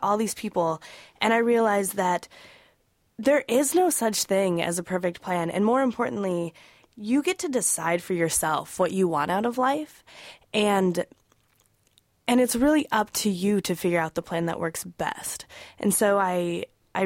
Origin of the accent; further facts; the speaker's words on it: Wyoming, United States; I'm originally from Wyoming